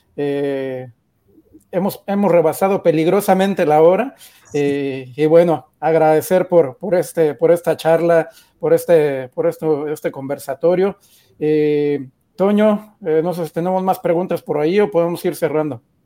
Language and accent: Spanish; Mexico; como mexicanos también creo que estamos orgullosos